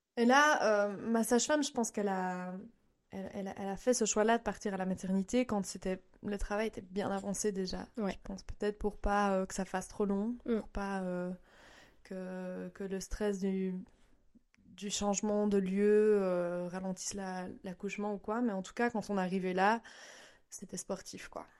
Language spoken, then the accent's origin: French; Belgium; moved away as an adult; now in Japan; Je viens de Belgique et j'ai vécu aussi un an au Japon avec mon mari japonais.